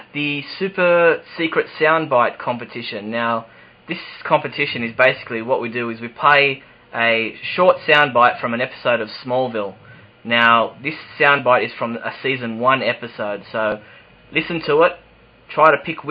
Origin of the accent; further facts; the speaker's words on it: Sydney, New South Wales, Australia; accent: Australian; I'm in Sydney, Australia, if you couldn't tell from my accent.